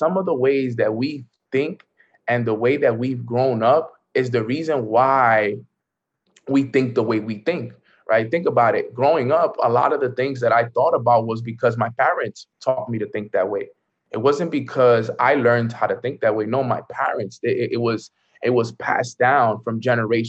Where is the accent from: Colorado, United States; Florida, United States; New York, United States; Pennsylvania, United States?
New York, United States; New York City; I grew up in the hood. I grew up in Washington Heights